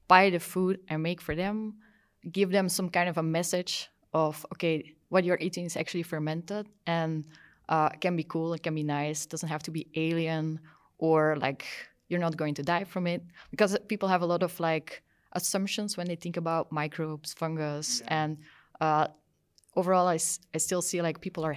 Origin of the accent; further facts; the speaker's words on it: Belgium; also born or lived in Brussels / Wageningen, Netherlands; I'm from Belgium. I live in Brussels